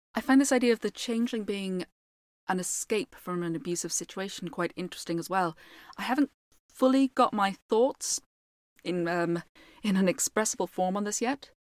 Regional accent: Ireland; being an Irish storyteller and mostly based on Irish folklore

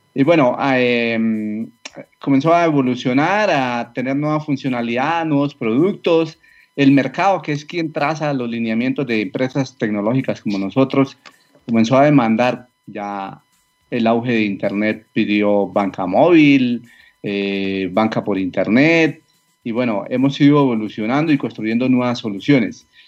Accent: a small town near Bogotá, Cundinamarca, Colombia; yo soy colombiano, vivo en una población cerca a Bogotá, un pequeño pueblo, eh, aquí crecí

